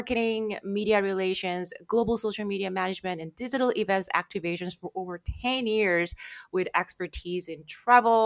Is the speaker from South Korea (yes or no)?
yes; South Korea; moved away; I'm from South Korea